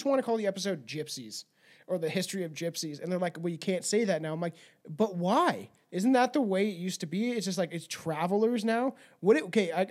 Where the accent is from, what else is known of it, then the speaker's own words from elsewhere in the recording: Canada; I'm an English-speaking Canadian